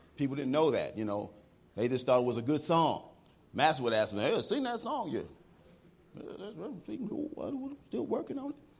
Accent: Chicago, Illinois, United States; I grew up in Chicago

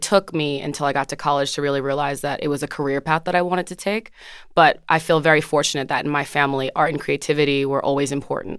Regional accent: Orange, New Jersey, United States; I grew up in Jersey, in Orange, New Jersey, um, which is fifteen minutes outside of Newark, New Jersey

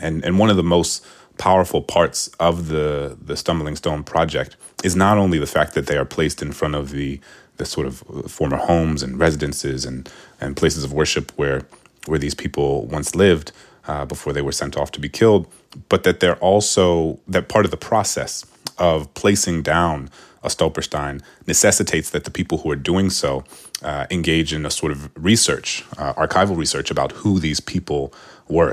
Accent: New Orleans, Louisiana, United States; I was from New Orleans

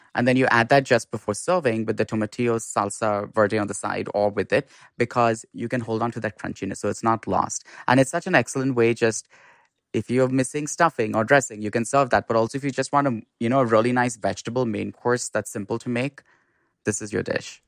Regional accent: Mumbai, Maharashtra, India; moved away; in India, I grew up in Bombay

